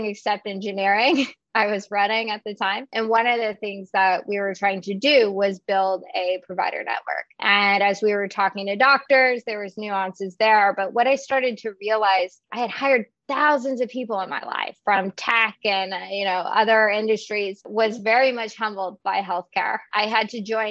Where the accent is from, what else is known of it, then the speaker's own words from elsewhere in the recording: Texas, United States; I grew up in Texas, actually a rural community about an hour outside of Austin